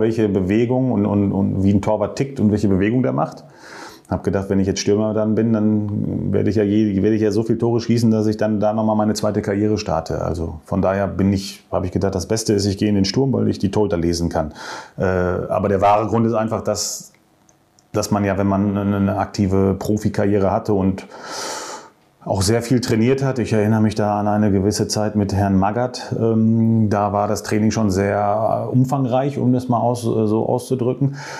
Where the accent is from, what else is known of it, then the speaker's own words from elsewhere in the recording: Marl, North Rhine-Westphalia, Germany; Ich komme ja aus Mal